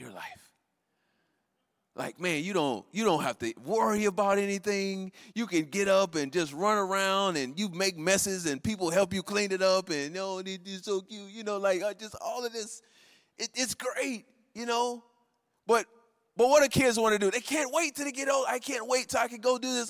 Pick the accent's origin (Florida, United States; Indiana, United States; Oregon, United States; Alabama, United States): Florida, United States; moved away; I'm from Florida and I grew up, you know, going to fairs